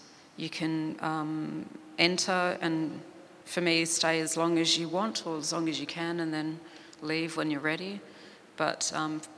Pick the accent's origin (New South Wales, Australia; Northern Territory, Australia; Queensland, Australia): Northern Territory, Australia; Alice Springs; growing up in Alice Springs